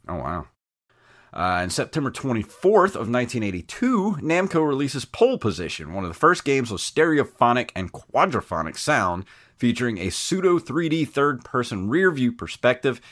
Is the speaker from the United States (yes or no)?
yes; the South, United States; accent: Southern; I am from the South, so I will toss out random y'alls, shugs, and huns